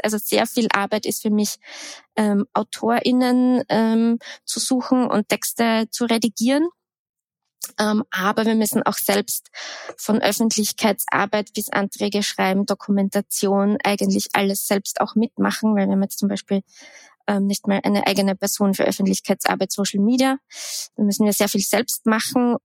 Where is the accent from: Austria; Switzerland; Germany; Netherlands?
Austria; moved away as an adult; also born or lived in Graz / Vienna; Ich bin am Land aufgewachsen